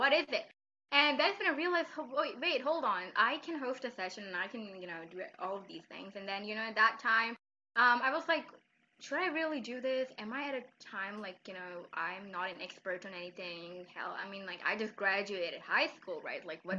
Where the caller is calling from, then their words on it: Islamabad, Islamabad Capital Territory, Pakistan; I'm speaking from Islamabad, Pakistan.